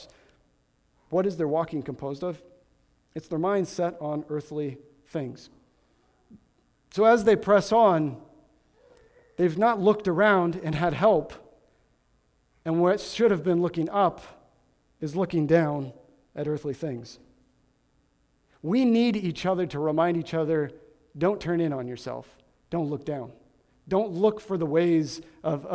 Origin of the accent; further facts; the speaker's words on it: Midwest, United States; I grew up in the Midwest